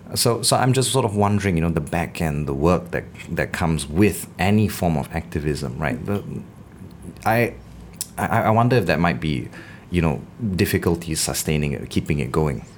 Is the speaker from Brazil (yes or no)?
no; Singapore; growing up in the Singapore education system